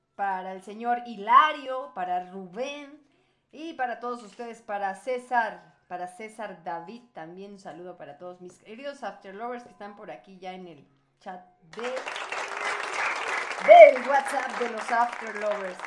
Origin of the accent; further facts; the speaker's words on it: Mexico; somos de México